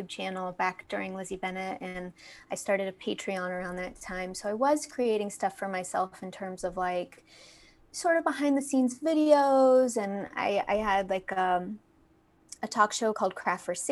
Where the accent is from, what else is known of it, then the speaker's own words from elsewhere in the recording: Fayetteville, Arkansas, United States; moved away as an adult; also born or lived in Los Angeles, California; I'm from Fayetteville, Arkansas, originally